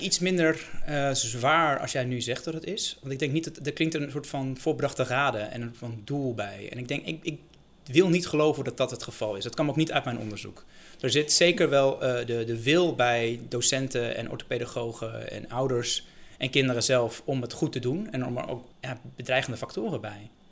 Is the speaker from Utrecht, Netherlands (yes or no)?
yes; Bilthoven, Utrecht, Netherlands; ik ben zelf opgegroeid in Beeldhoven